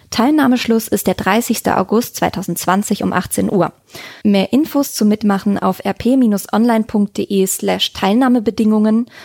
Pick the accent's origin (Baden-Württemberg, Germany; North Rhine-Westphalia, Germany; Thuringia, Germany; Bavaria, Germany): North Rhine-Westphalia, Germany; Mettmann; Ja, wir sind äh, in meiner alten Heimat im äh, Mettmann tatsächlich auf äh, dem Halbeshof.